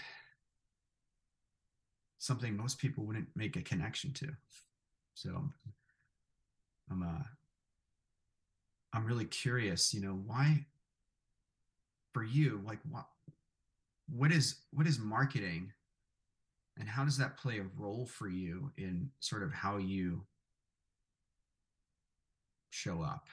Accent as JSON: {"language": "English", "town": "New York City", "region": "New York", "country": "United States", "tie": "born or raised there", "said": "I grew up in Brooklyn, New York, a very, at the time, Italian neighborhood where I was from"}